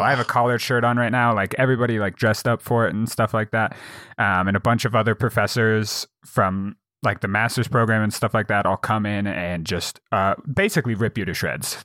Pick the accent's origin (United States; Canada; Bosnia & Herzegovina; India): United States; Jackson, Wyoming; my hometown of Jackson, Wyoming is, uh, a tourist town